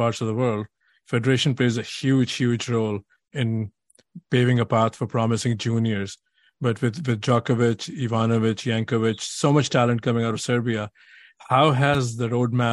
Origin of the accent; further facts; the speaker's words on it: India; now in United States; I'm from India, now I live in the US.